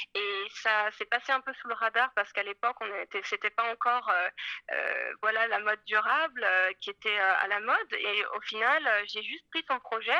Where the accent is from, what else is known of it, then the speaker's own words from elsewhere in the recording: Paris, Île-de-France, France; moved away as an adult; also born or lived in Scotland; je suis née à Paris, en fait, euh, je suis française et euh, j'ai étudié l'histoire de l'art, les arts plastiques à Paris